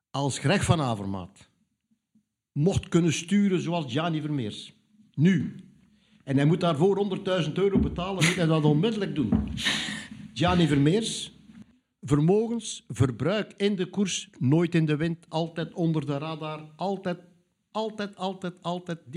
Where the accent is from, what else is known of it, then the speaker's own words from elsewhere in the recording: Flanders, Belgium; Maar dan komt het wat wij dan noemen als Vlamingen het echte koersen, het echte werk